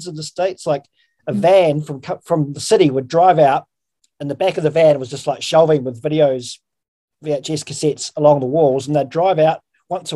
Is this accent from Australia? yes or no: no; an hour out of Christchurch, Canterbury, New Zealand; growing up in New Zealand, and I grew up in the country, like in a an hour out of the Christchurch, which is, you know, the biggest city in the South Island